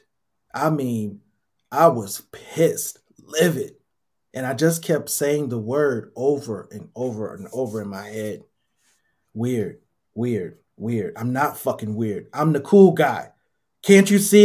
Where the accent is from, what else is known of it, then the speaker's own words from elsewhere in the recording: Minnesota, United States; I was brought up in Minnesota